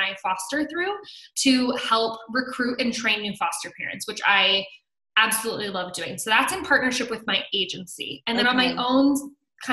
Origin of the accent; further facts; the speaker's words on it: South Bend, Indiana, United States; now in Chicago, United States; We're originally from the South Bend, Indiana area, so I'm a Midwest girl through and through